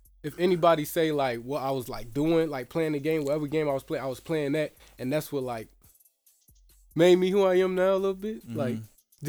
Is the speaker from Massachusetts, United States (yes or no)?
no; Chicago, Illinois, United States; I grew up in the Dearborns on 29th and State Street